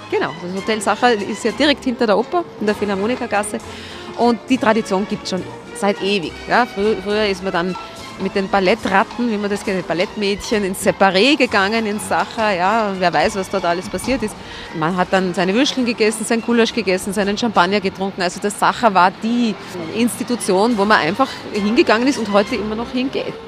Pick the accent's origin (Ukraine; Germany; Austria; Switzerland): Austria; Vienna; als Wiener